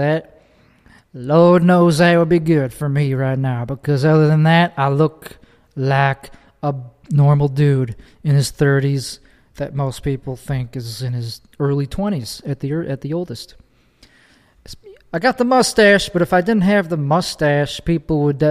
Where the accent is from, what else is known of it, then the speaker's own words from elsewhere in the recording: Chicago, Illinois, United States; accent: Chicago; moved away as an adult; now in Texas, United States; I immigrated here from the land of Chicago land. Chicago land specifically is where I grew up